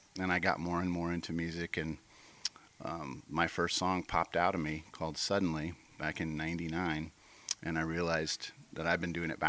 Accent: Midwest, United States; also born or lived in St. Louis; Growing up in the Midwest. I was born in St. Louis, but we moved around a lot.

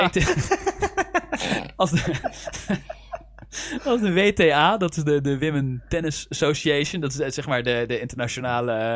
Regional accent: Netherlands; accent: Dutch; mijn eigen Nederlandse accent

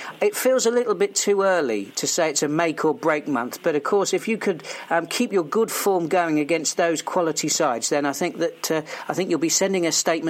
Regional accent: Portsmouth, South East England, United Kingdom; also born or lived in Melksham; my hometown of Portsmouth.

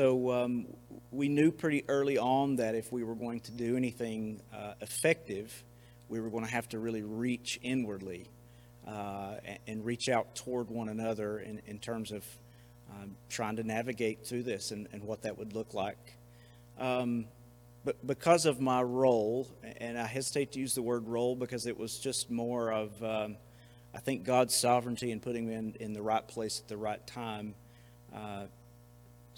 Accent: Bethel, North Carolina, United States; I grew up here in Haywood County, particularly in the Bethel area

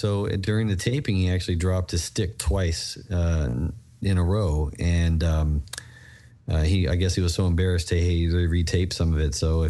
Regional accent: Texas, United States; And I felt at home because, you know, I'm from Texas.

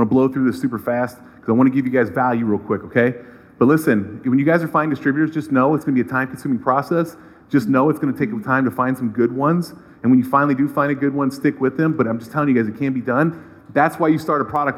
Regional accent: Cleveland, Ohio, United States; I'm from Cleveland. I'm a proud local Cleveland guy

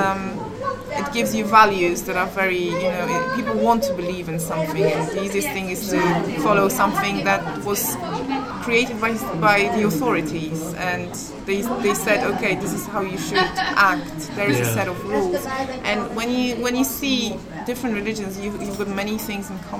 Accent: Greater Poland, Poland; English is a second language; moved away as an adult; now in England; I come from Great Poland, which had a lot of German influence

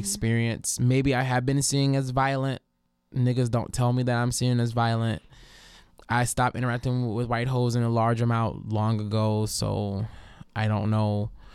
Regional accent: New Orleans, Louisiana, United States; being from New Orleans

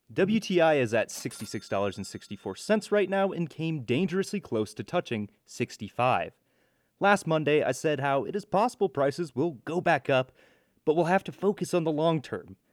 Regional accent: Iowa, United States; my home state of Iowa

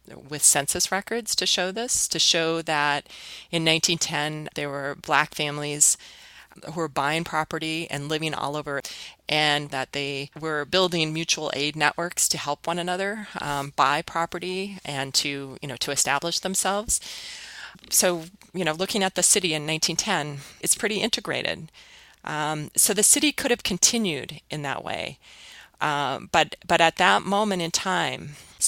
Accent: Minneapolis, Minnesota, United States; my hometown

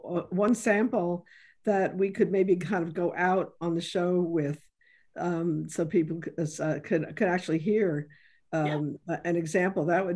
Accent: New York City, New York, United States; moved away; I came from the South Bronx and I did not come from, lots of resources

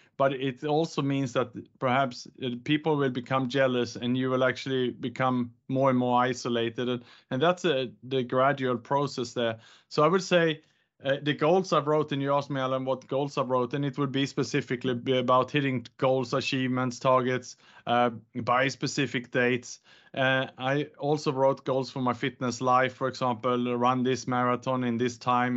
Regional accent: Sweden; moved away as an adult; also born or lived in Gold Coast, Australia / Bangkok, Thailand / Indonesia / Vietnam; now in Singapore; I was born in Sweden, educated in Australia on the Gold Coast

